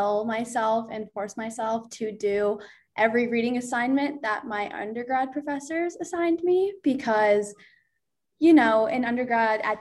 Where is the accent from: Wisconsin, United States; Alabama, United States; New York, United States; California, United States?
New York, United States; Jamestown; also born or lived in Buffalo, New York; I'm from Jamestown and I go to UB, the University of Buffalo